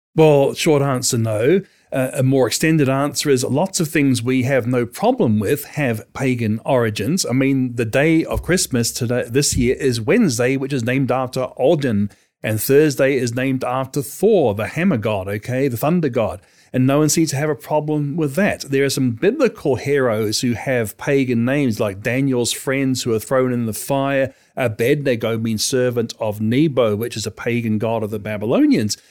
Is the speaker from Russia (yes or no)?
no; New Zealand; as a kid growing up in New Zealand